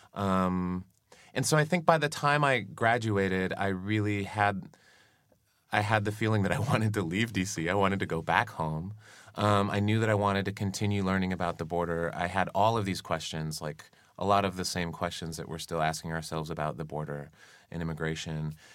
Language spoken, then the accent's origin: English; Arizona, United States; I grew up in Arizona